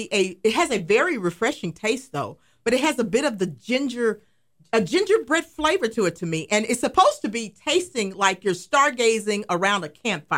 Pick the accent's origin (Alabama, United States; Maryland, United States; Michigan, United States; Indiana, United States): Alabama, United States; We're in Alabama. Totally. I'm from Phyllis. Alabama, y'all.